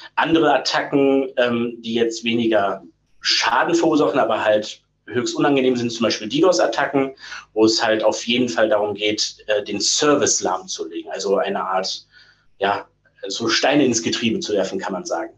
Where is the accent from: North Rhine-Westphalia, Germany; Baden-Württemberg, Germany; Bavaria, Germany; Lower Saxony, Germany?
North Rhine-Westphalia, Germany; Ruhr area; moved away; Ich bin gebürtig aus dem Pott